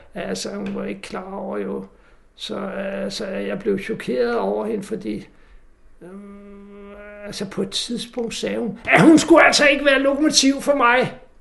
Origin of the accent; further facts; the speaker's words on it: Næstved, Zealand, Denmark; Jeg kommer fra Næstved